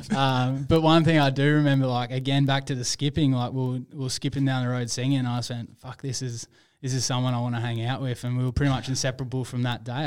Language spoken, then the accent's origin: English; Perth, Western Australia, Australia; I was born and raised in Perth